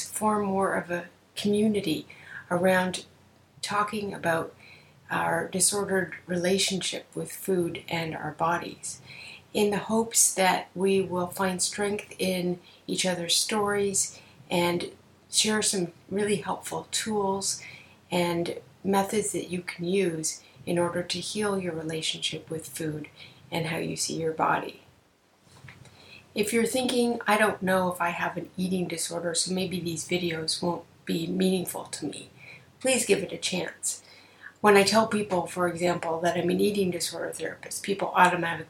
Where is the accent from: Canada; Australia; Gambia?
Canada; I'm a Canadian psychotherapist